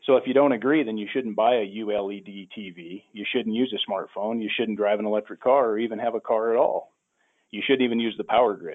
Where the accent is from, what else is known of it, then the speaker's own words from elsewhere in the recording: Oregon, United States; I'm from Oregon